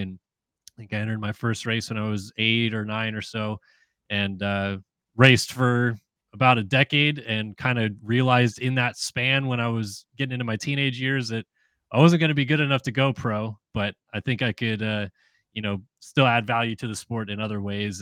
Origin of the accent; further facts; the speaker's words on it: San Diego, California, United States; moved away; I'm from San Diego originally